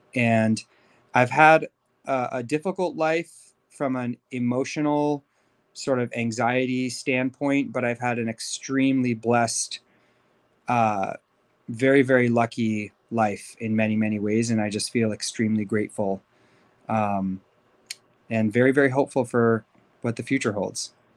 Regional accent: Beverly Hills, California, United States; also born or lived in Los Angeles; I was, uh, born and raised in L A to Persian Jewish parents. Um, I grew up in Beverly Hills

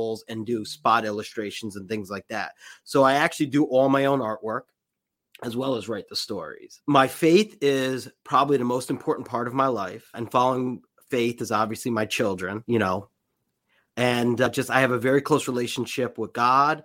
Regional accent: New York City, New York, United States; I grew up in the New York City area.

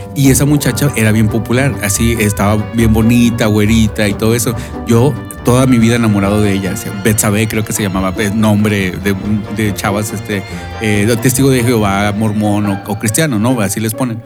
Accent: Monterrey, Nuevo León, Mexico; moved away; cuando me preguntaban a mí, pues, ¿de dónde eres? Yo obviamente voy a decir que Monterrey

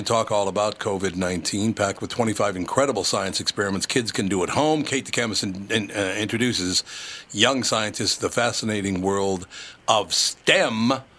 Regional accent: Minnesota, United States; moved away; we're from Minnesota originally

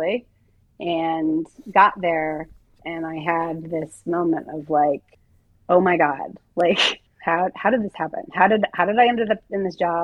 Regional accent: Southern California, United States; moved away as an adult; also born or lived in New York / San Francisco; a girl who was born and raised in Southern California

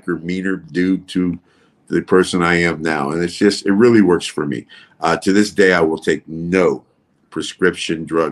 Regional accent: Sunnyvale, California, United States; moved away as an adult; also born or lived in Reno, Nevada; now in Las Vegas, United States; I was born in Northern California.

